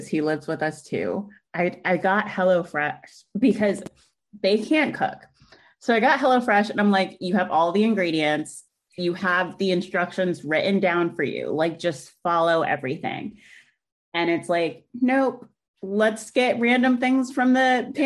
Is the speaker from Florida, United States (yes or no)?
yes; Jacksonville, Florida, United States; also born or lived in Orlando, United States; now in Atlanta, United States; I'm like originally from Jacksonville, so super North Florida